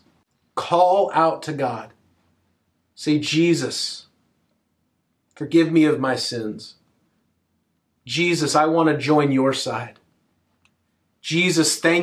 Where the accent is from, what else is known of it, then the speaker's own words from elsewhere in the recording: United States; I'm an American, so I observe Christmas in the American way